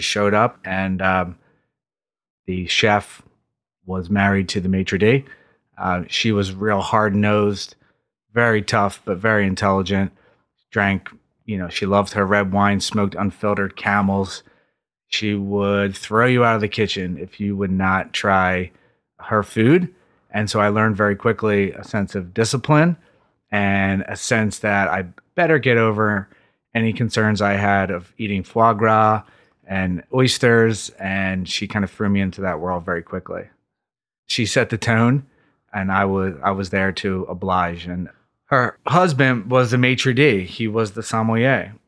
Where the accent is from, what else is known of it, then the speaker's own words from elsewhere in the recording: Philadelphia, Pennsylvania, United States; also born or lived in Manayunk, Philadelphia; I grew up just outside of Center City, Philadelphia, in a place called East Falls